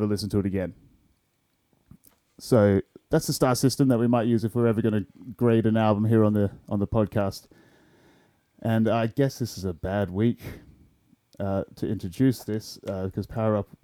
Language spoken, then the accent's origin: English; Perth, Western Australia, Australia; as an Australian